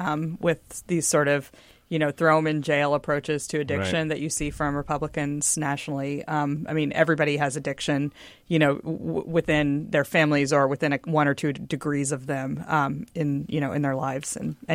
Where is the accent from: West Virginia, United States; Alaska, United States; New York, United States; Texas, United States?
Texas, United States; also born or lived in Mississippi, United States; I'm from Texas and before that, Mississippi.